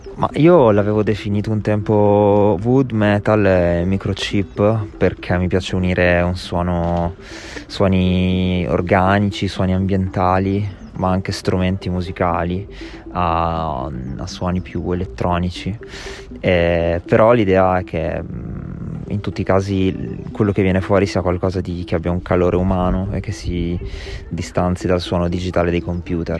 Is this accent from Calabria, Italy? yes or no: no; Ravenna, Emilia-Romagna, Italy; moved away as an adult; also born or lived in Berlin, Germany; now in Bologna, Italy; Vengo da Ravenna, eh, ho un po' girovagato, ho fatto l'università fuori, ho vissuto a Berlino per un po' di anni e sono approdato a Bologna.